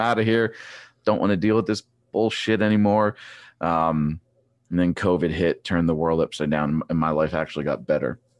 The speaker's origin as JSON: {"language": "English", "town": "Trexlertown", "region": "Pennsylvania", "country": "United States", "tie": "born or raised there", "said": "I grew up in Trexler Town."}